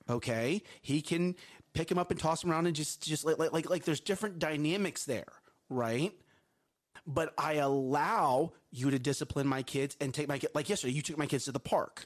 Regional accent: Texas, United States; We are from Texas. We do live in Texas.

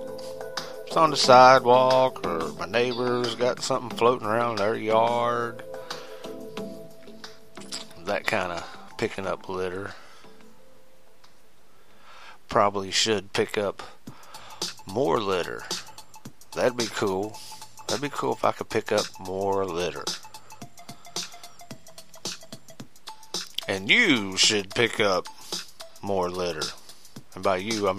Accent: West Virginia side of the Ohio River, United States; I grew up on the Ohio River. Yeah, the Ohio River on the West Virginia side

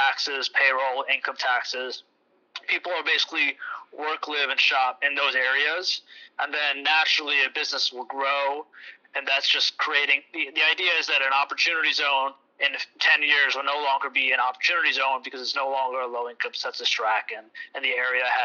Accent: New Jersey, United States; My partner and I were born and raised in the state

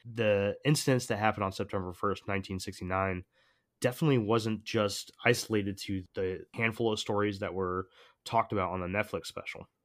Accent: Connecticut, United States; I grew up in Connecticut

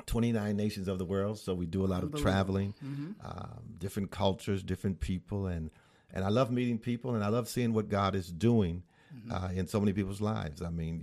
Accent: Battle Creek, Michigan, United States; now in Novi, United States; Well, I'm originally from Battle Creek, Michigan.

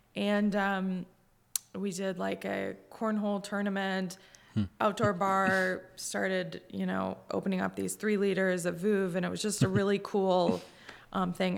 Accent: Cazenovia, New York, United States; moved away as an adult; also born or lived in Boston; I grew up in Kaz

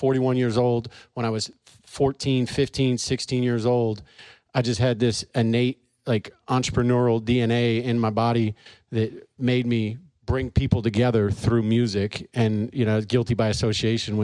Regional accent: St. Louis, Missouri, United States; moved away as an adult; also born or lived in Charleston, South Carolina / California; I was born in Charleston, South Carolina, moved here when I was 6 years old, and grew up in St. Louis

